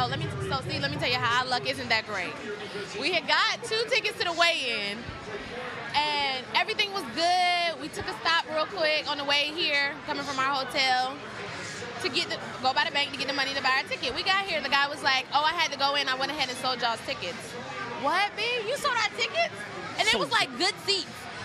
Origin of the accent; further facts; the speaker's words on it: Atlanta, Georgia, United States; I'm from Atlanta